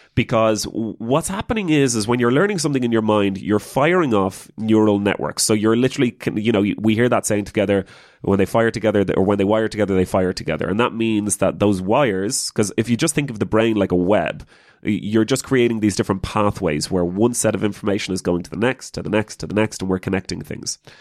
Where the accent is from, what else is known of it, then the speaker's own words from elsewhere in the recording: Ireland; as an Irish person